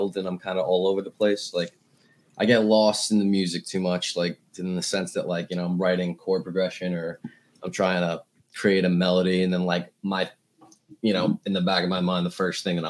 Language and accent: English; Oyster Bay, New York, United States; Oyster Bay, Long Island, New York, small town